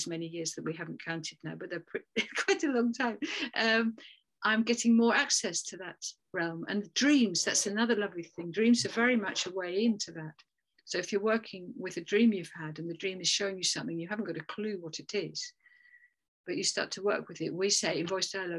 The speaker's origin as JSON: {"language": "English", "region": "England", "country": "United Kingdom", "said": "we're English"}